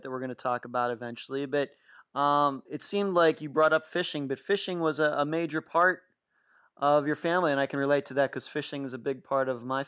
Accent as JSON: {"language": "English", "town": "Leechburg", "region": "Pennsylvania", "country": "United States", "tie": "born or raised there", "said": "my teenage years of growing up in Leechburg, Pennsylvania"}